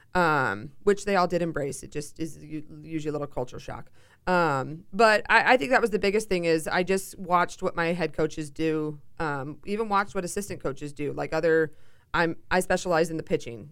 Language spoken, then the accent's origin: English; Seattle, Washington, United States; moved away as an adult; also born or lived in Chicago; I'm originally from Seattle, so I flew halfway across the country to do my college career.